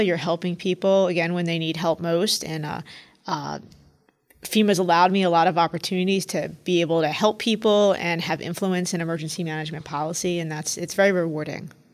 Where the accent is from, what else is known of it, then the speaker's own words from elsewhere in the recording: New York City, New York, United States; also born or lived in Washington, D.C. / Philadelphia; I grew up in New York City. My parents still live here